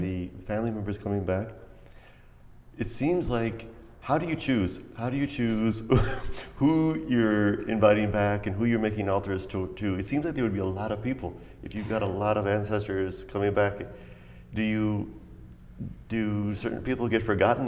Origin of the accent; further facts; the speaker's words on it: United States; I was a little kid and I was just, I, you know, I was coming from the States